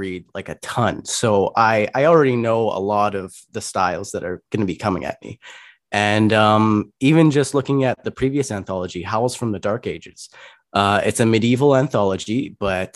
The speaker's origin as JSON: {"language": "English", "area": "Lower Mainland", "region": "British Columbia", "country": "Canada", "tie": "born or raised there", "said": "growing up in the Lower Mainland and living in the Lower Mainland right now"}